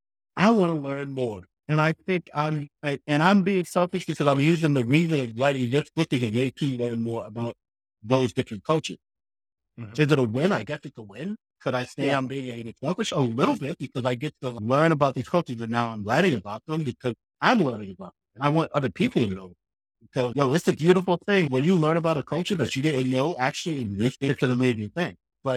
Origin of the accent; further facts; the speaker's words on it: Boston, Massachusetts, United States; I grew up in Mattapan, Boston. The only place that I went to was like Dorchester, Mattapan, High Park, down there, things like that, Mattapan Square, things like that.